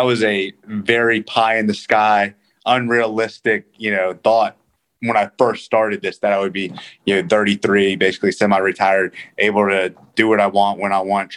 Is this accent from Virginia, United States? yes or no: yes; Northern Virginia, United States; I grew up in Northern Virginia, right outside of Washington, D.C.